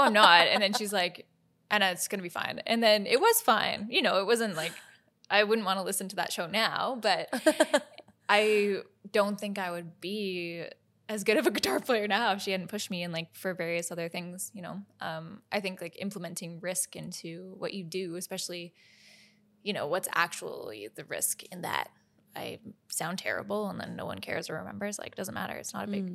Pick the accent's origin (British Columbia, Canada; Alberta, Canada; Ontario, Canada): British Columbia, Canada; Victoria; also born or lived in Nelson, BC / Nashville, Tennessee / Boston; now in Vancouver, Canada; we moved from Nelson, BC to Victoria and I started taking lessons from like a very incredible teacher, Jen